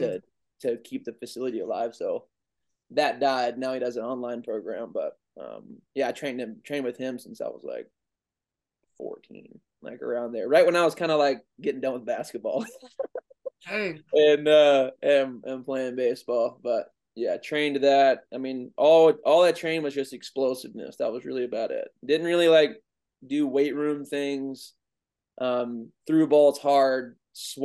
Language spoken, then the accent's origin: English; Goldsboro, North Carolina, United States; also born or lived in Raleigh, North Carolina; I grew up in Goldsboro, North Carolina for 10 years. Lived with my grandparents, then moved to the big city of Raleigh, North Carolina